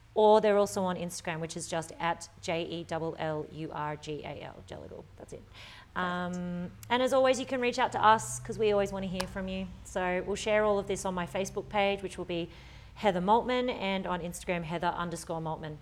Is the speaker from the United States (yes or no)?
no; Australia; our culture here as an Australian